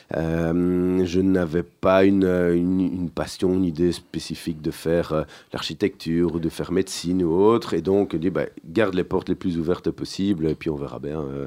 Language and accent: French; Genval, Walloon Region, Belgium; also born or lived in Brussels / Braine-l'Alleud; Alors, on va dire de Bruxelles mhm. sur mes premières années, sur mes cinq premières années. Et puis mes parents ont déménagé du côté de Genneval, donc pas, très loin en dehors de, Bruxelles, une quinzaine de kilomètres.